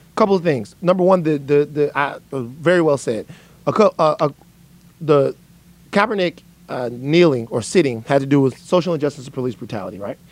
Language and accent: English; South Louisiana, United States; I'm from South Louisiana.